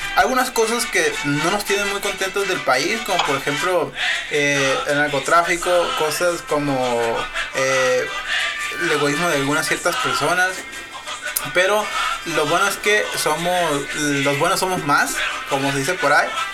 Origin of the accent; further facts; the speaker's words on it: Sinaloa, Mexico; somos mexicanos, pero también somos sinaloenses